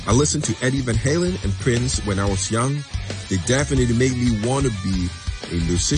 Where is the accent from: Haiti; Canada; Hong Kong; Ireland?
Hong Kong; I'm from Hong Kong